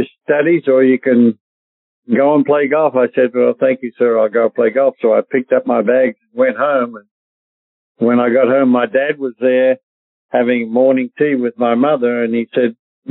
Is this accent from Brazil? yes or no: no; Australia; moved away as an adult; now in United States; I grew up in a little town of about 15,000 people